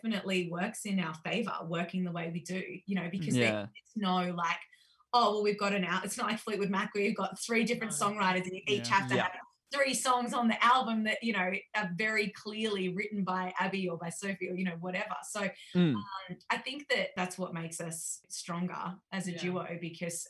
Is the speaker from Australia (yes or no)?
yes; Tamworth, New South Wales, Australia; accent: country twang; I'm from Tamworth